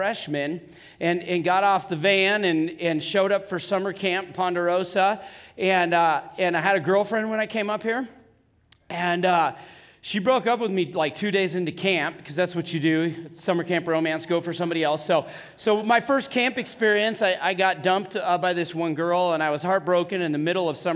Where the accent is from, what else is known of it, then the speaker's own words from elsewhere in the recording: California, United States; now in Wyoming, United States; I'm originally from California